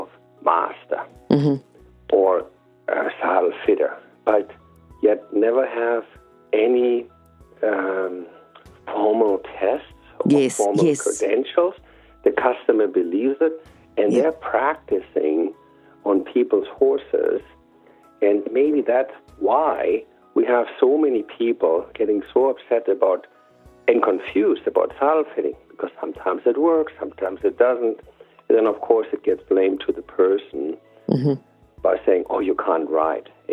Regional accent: Germany; moved away; I grew up in Germany

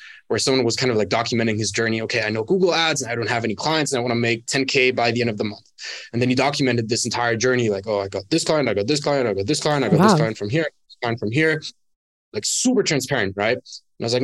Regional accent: Germany; moved away as an adult; also born or lived in Dubai; now in Bali, Indonesia; born and raised in Germany, moved out from my hometown when I was 18

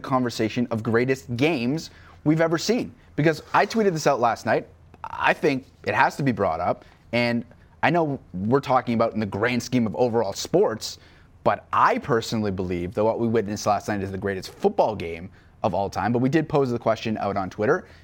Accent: Canada; Canadian sports fans

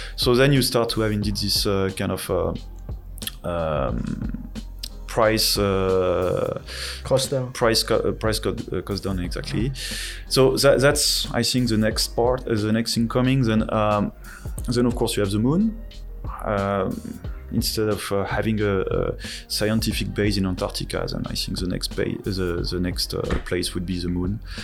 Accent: France; accent: French; English is a second language; moved away as an adult; also born or lived in Netherlands; now in Taiwan; my French accent. Uh, so I'm from France, and I uh, I studied over there

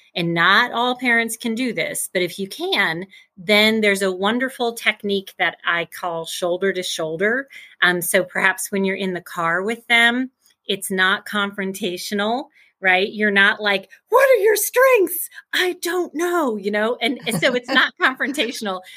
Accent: Midwest, United States; I grew up in the Midwest, Midwest girl, still in the Midwest

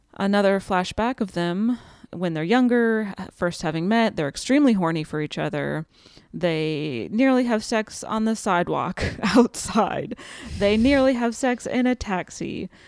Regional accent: Pennsylvania, United States; Pennsylvania. Ever heard of it? Shout out to my home state.

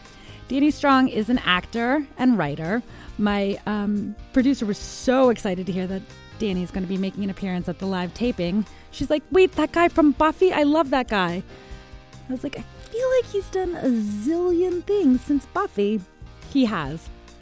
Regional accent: Washington, District of Columbia, United States; I also grew up in a really WASPy area in D.C. and was Jewish

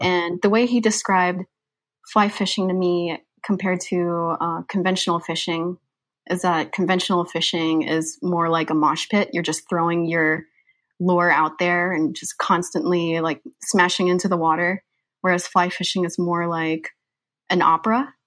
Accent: Georgia, United States; also born or lived in Philippines; I'm from the Philippines, um, I grew up in Georgia, however, that's where I really consider myself

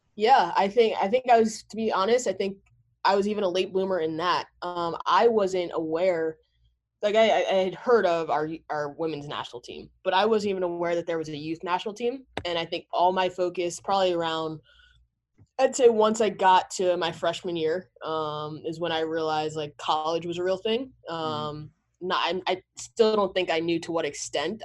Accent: Montclair, New Jersey, United States; also born or lived in New York City; that's where I was born, but I grew up in Montclair, New Jersey.

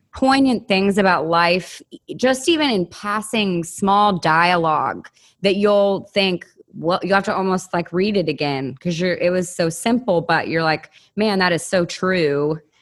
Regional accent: Williamson County, outside Nashville, Tennessee, United States; also born or lived in Los Angeles; I grew up outside of Nashville in Williamson County

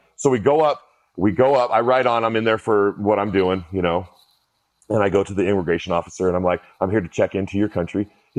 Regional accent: United States; I'm an American.

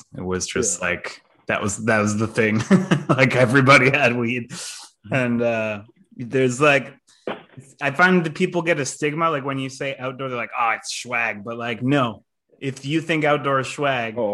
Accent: Quebec, Canada; where I grew up in Quebec is like the area is referred to as the Montérégie, or the Eastern Townships

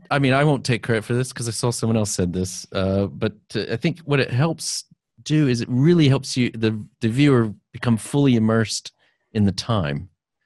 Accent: South Texas, United States; moved away; I'm from South Texas originally

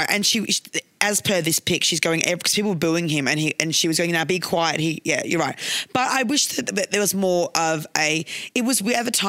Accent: Queensland, Australia; Because I was from Queensland, babe.

